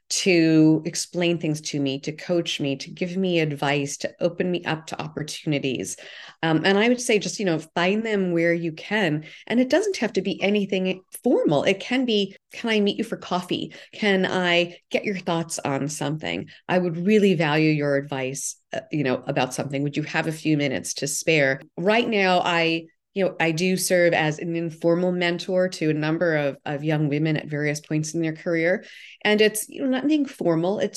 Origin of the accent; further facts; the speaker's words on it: New York, United States; I grew up in New York. I, my early part of my career was in New York